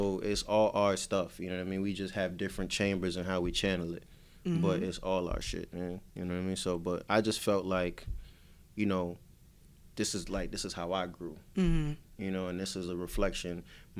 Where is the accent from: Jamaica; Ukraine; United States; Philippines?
Jamaica; He's Trini and Bayesian, I'm Jamaican, you know what I mean?